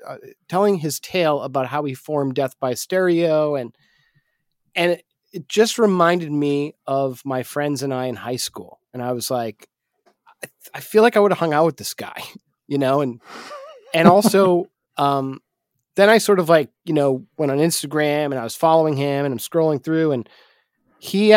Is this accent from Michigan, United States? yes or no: no; Manchester, New Hampshire, United States; my hometown, Manchester, New Hampshire